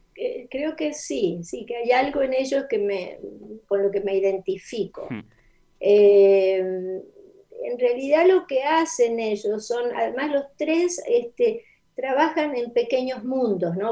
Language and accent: Spanish; Mendoza, Argentina; first language Spanish; moved away as an adult; also born or lived in Rosario / United States; Pero viví en Mendoza, eso es la, la respuesta es que mi infancia es en Mendoza.